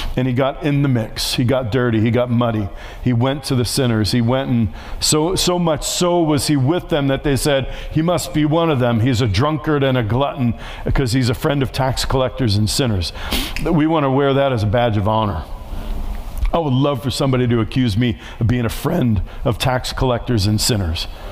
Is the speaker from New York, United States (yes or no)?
yes; New York City, New York, United States; moved away; I grew up in New York City. I was right next to the projects where I grew up